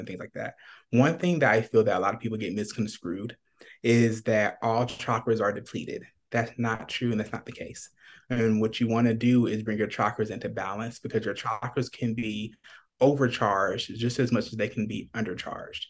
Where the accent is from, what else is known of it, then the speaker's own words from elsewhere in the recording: Atlanta, Georgia, United States; now in Phoenix, United States; I'm originally from Atlanta, Georgia, and I'm currently in Phoenix